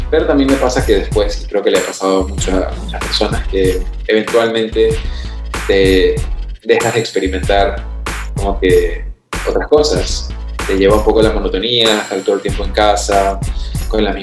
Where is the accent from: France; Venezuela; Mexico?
Venezuela; also born or lived in New York, United States; now in Panama; Yo soy originalmente de Venezuela, aunque ahora estoy radicado en Panamá, mis papás son de Perú, eh, viví seis años en Nueva York, soy un poquito de todos lados y de ningún lado del todo.